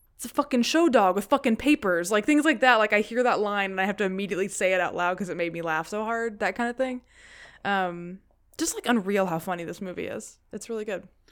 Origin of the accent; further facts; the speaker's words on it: the South, United States; growing up in the South